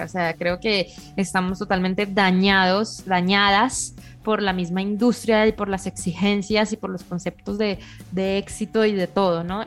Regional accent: Bucaramanga, Santander, Colombia; moved away as an adult; also born or lived in Boston; now in Mexico City, Mexico; Yo, salí muy poco de Bucaramanga hasta que no tuve 16 años

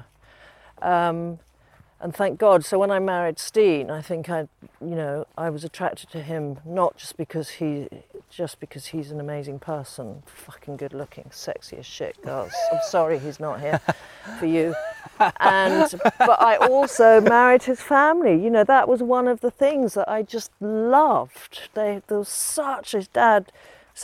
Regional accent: Lincolnshire, East Midlands, United Kingdom; I grew up in Lincolnshire most of the time

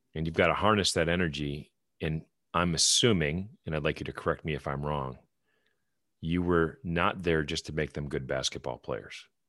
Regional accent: Wisconsin, United States; moved away as an adult; now in North Carolina, United States; I'm, I'm from Wisconsin. I'm a Badger fan, but I went to U W Platteville and got my graduate degree at U W M

